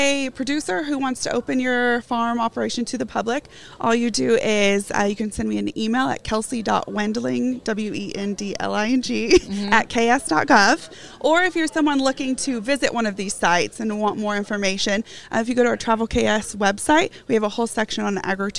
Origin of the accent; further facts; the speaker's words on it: Wichita, Kansas, United States; So I am originally from Wichita, Kansas.